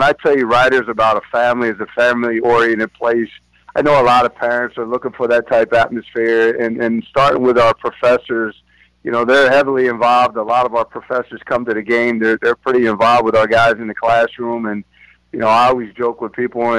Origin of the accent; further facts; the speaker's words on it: about 20 minutes from Lawrenceville, New Jersey, United States; I'm also about 20 minutes from here is my hometown where I grew up